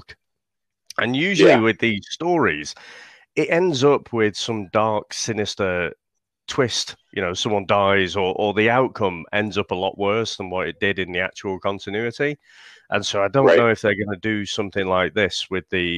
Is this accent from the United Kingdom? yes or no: yes; United Kingdom; being a Brit